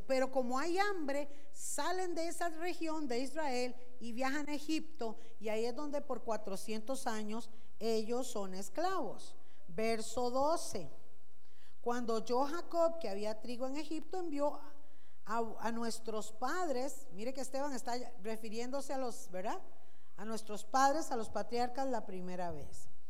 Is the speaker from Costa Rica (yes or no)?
yes; Costa Rica; los ticos